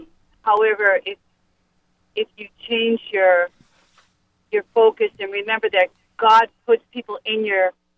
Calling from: Worcester, Massachusetts, United States; Yes, I'm from Worcester.

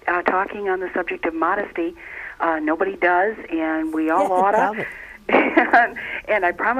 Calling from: Flint, Michigan, United States; I'm calling from Flint, Michigan.

